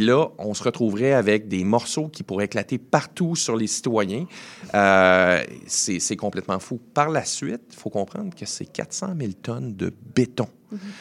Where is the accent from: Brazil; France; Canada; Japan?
Canada; Saguenay, Quebec; now in Montreal, Canada; je suis originaire du Saguenay